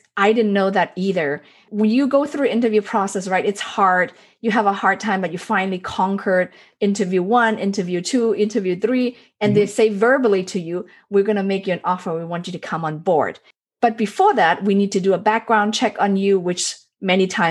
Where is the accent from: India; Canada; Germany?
Germany; now in United States; when I was raised in Germany